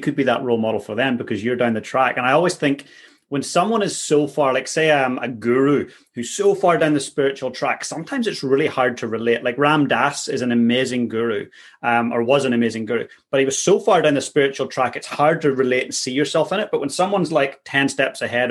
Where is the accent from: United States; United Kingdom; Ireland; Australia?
Ireland; Being an Irish guy